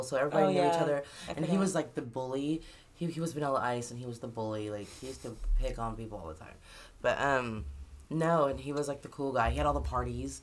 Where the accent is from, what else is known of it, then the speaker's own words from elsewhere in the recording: Keokuk, Iowa, United States; I was raised in Keokuk, so like everyone knows everybody